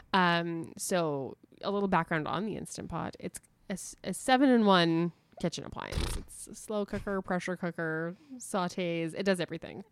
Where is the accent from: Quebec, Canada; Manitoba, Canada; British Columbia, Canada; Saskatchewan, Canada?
Manitoba, Canada; Winnipeg; my hometown